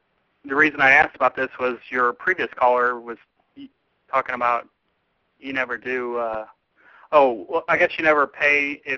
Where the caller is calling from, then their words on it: Maryville, Illinois, United States; I'm from Edwards, Maryville, Illinois.